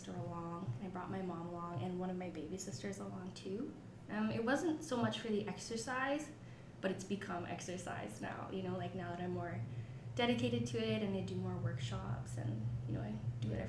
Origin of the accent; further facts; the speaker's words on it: Edmonton, Alberta, Canada; I'm from Edmonton, but my family's from Lac La Biche